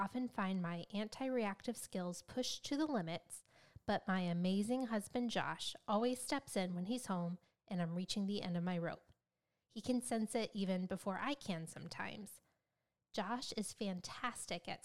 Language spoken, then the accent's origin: English; United States; as an American